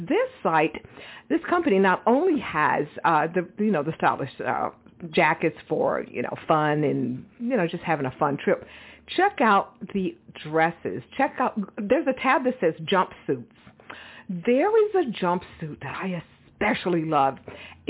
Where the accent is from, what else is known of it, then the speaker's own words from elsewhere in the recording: Texas, United States; moved away; I'm originally from Texas